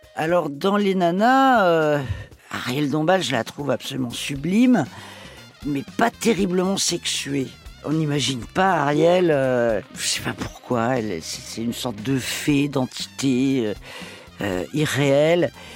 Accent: Paris, Île-de-France, France; also born or lived in Toledo, Spain (family origin); Ma région d'origine, euh, c'est l'Espagne, même si euh, je suis parisienne

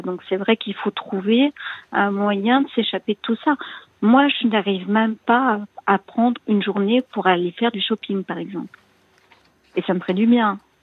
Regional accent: Paris, Île-de-France, France; je suis née à Paris, j'habite à Paris

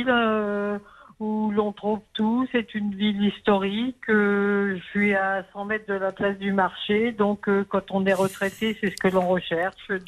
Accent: Burgundy, Bourgogne-Franche-Comté, France; also born or lived in Oise; now in Crécy-la-Chapelle, France; Je suis né en Bourgogne.

